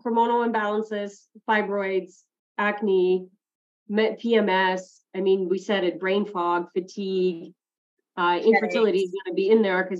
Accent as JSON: {"language": "English", "country": "United States", "said": "is in the States, I have it as well. I'll throw a link. So I'm actually"}